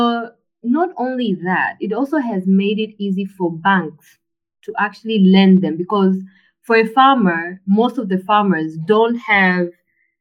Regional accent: Tanzania; growing up in Tanzania, your parent would send you with money and your card to go buy electricity

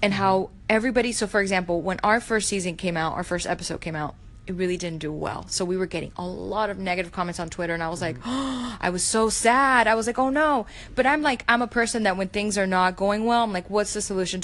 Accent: Miami, Florida, United States; moved away; I'm originally from Miami

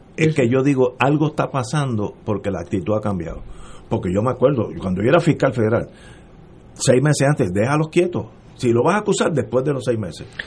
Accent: Puerto Rico; moved away; Yo soy puertorriqueño, nací aquí

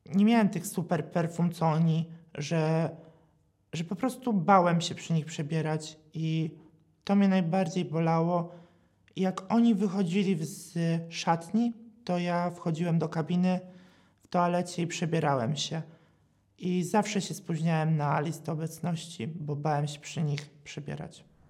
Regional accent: a village near Katowice, Silesian Voivodeship, Poland; pochodzę z miejscowości pod Katowicami.

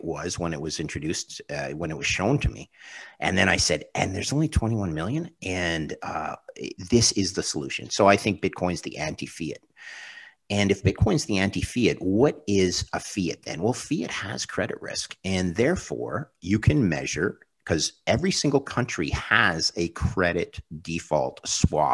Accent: Canada; as a Canadian

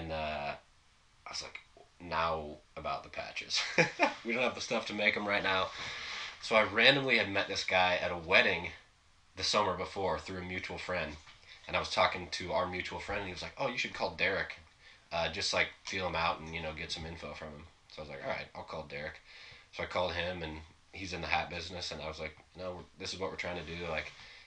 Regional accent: Edmonds, Washington, United States; I grew up in Edmonds, so it's like halfway between Seattle and Everett

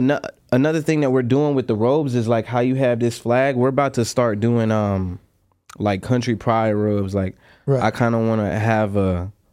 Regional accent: Durham, North Carolina, United States; I'm originally from North Carolina, a small town called Durham.

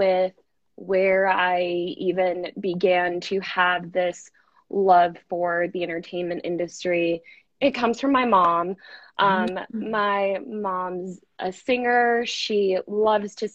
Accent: Denver, Colorado, United States; I'm originally from Denver. That's where I grew up. I've spent my entire childhood in Denver, Colorado

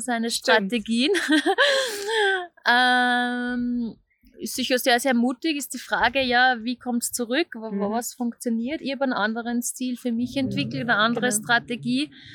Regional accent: Austria; moved away as an adult; also born or lived in Vienna, Austria; now in Zurich, Switzerland; ich bin, man hört es, aus Österreich

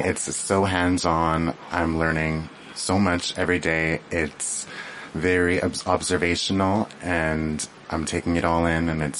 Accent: Lake Babine Nation, British Columbia, Canada; I'm from Lake Bevy Nation.

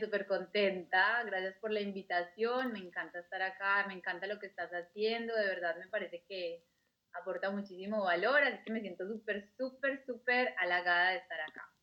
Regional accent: Colombia; moved away as an adult; also born or lived in Australia / Germany; yo soy colombiana

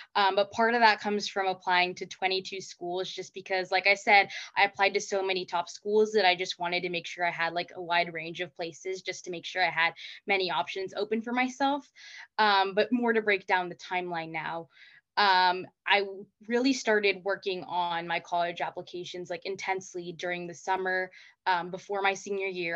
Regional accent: Placentia, California, United States; I'm from Placentia, California, which is in Orange County

